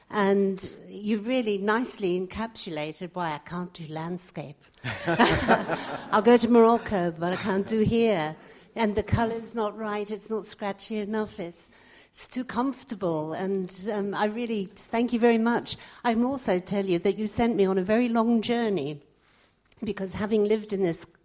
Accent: Australia; now in United Kingdom; I'm an Australian artist, but have lived in the UK for 40 years

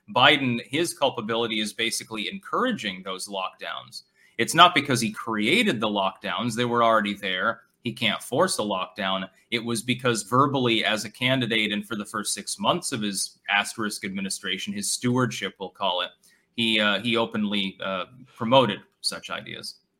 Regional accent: New Hampshire, United States; I was born in New Hampshire.

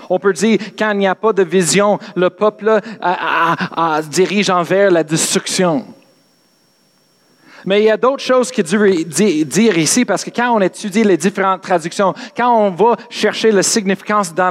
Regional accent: England, United Kingdom; French is a second language; parce que moi je suis anglais, excuse, dans les, les, les Bibles anglaises aussi, c'est la même chose.

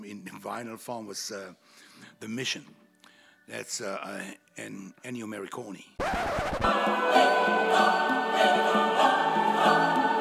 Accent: Germany; born or raised there; moved away as an adult; now in United States

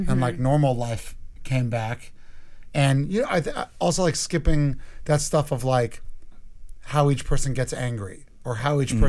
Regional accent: New York, United States; also born or lived in Portland; because I'm from New York.

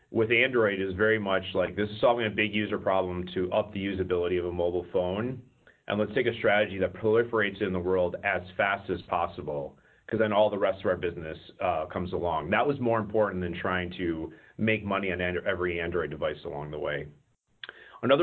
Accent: Wisconsin, United States; moved away as an adult; now in Silicon Valley, United States; originally I'm from Wisconsin, so I got my undergrad at the University of Wisconsin.

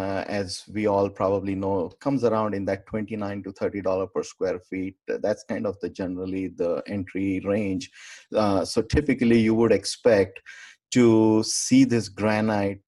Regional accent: India; moved away; back home, I'm from India and family is a big time almost in my hometown.

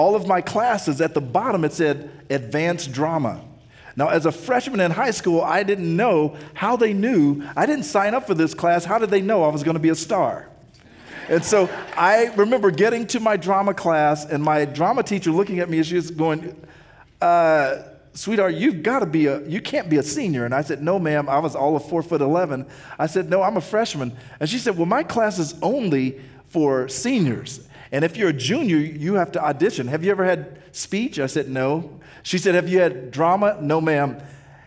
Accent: Kansas City, United States; now in Nashville, United States; I grew up in Kansas City.

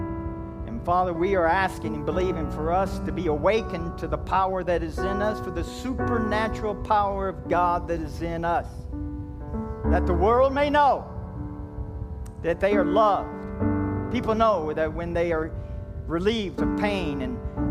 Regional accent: Kentucky, United States; I'm from Kentucky

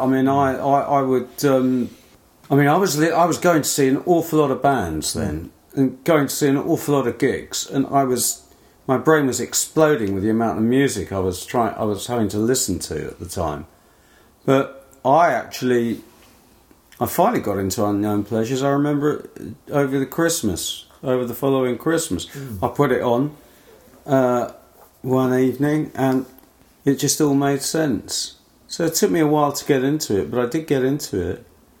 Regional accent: Northern Ireland, United Kingdom; accent: Northern Irish; excuse my Northern Ireland accent.

